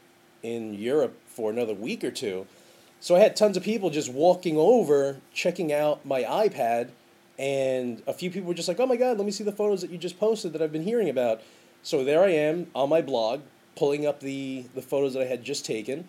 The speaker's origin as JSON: {"language": "English", "region": "New York", "country": "United States", "said": "I'm in Ireland, and I'm letting people know, hey, I'm from New York."}